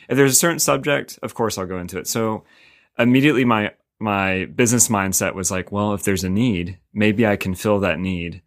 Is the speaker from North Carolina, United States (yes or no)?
yes; Winston-Salem, North Carolina, United States; now in Raleigh, United States; I'm from Winton Salem